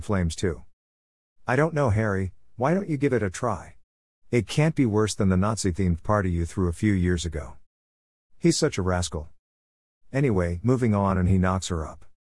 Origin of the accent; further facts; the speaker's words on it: United Kingdom; being British